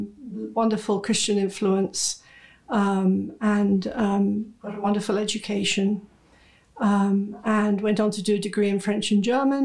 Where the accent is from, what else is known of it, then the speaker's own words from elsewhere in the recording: United Kingdom; moved away as an adult; now in United States; I'm British, but I'm also a proud American. I've been in this country nearly 30 years. I came here with my husband's job.